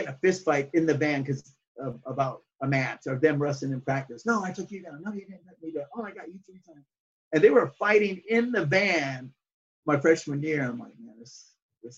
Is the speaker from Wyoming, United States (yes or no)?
yes; Wyoming, United States; also born or lived in Phoenix, Arizona